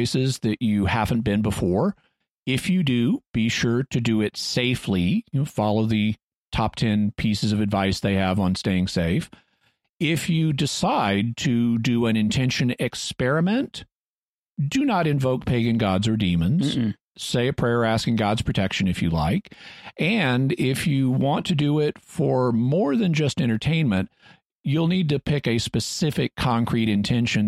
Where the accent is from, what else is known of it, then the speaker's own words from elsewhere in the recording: the Ozarks, United States; accent: Southern; also born or lived in Texas; now in California, United States; I'm from Texas. I grew up in the Ozarks